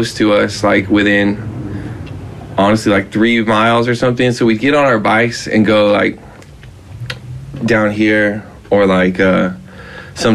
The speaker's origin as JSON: {"language": "English", "town": "Rancho Palos Verdes", "region": "California", "country": "United States", "tie": "born or raised there", "also_born_or_lived": "San Pedro", "said": "We grew up in Rancho Palos Verdes in, like, the landslide area, like, along the coast"}